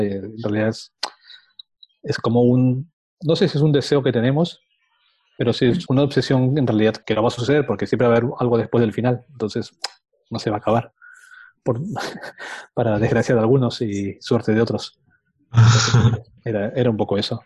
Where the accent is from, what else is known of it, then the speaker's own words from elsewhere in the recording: Lima, Peru; moved away as an adult; now in Valencia, Spain; En Lima, yo soy de Perú. Ah. Viví ahí hasta el 2003, que me mudé a Palencia.